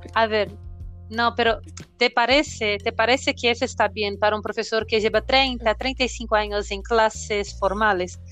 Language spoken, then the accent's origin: Spanish; Brazil; nosotros como profesores brasileños